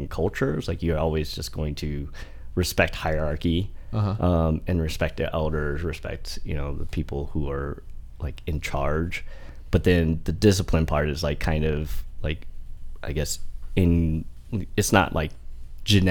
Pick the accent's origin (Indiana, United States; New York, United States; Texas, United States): Indiana, United States; Fort Wayne; first language Vietnamese; English is a second language; growing up in Indiana